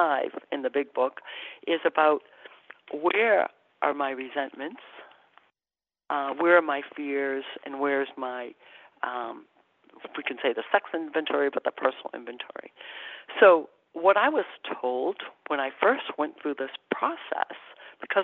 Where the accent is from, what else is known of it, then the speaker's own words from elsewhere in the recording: Massachusetts, United States; I'm from Massachusetts. My relatives are in Quebec, and I spent the summer in Quebec